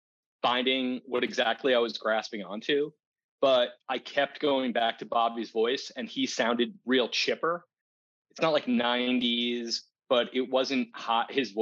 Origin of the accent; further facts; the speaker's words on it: Richmond, Virginia, United States; now in Wilmington, United States; So I'm originally from Richmond, Virginia. I live in Wilmington, North Carolina now, on the beach, which is awesome.